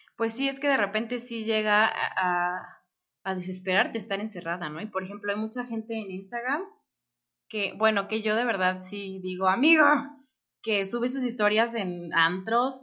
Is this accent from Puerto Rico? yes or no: no; Mexico; como mexicana